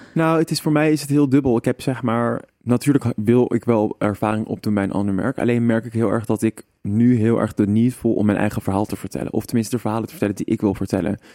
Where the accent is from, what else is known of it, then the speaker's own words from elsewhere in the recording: Amsterdam, North Holland, Netherlands; moved away; also born or lived in Arnhem; ik ben toch een Amsterdammer en iedereen kent mij hier